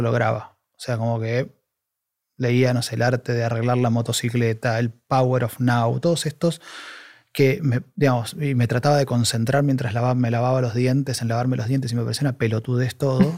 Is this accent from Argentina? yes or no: yes; Argentina; moved away as an adult; now in Spain; yo soy argentino y estoy hace dos años ahí